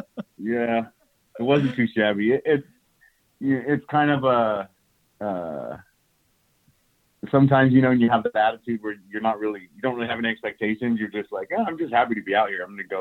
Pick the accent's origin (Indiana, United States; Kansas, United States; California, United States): California, United States; Bakersfield; now in San Diego, United States; Home base right now is in San Diego. I've been there since 2009. Prior to that, I grew up in Bakersfield, and I was in Bakersfield up until that point.